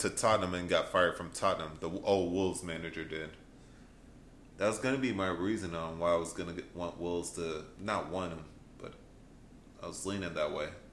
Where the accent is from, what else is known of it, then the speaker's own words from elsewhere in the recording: United States; we're from America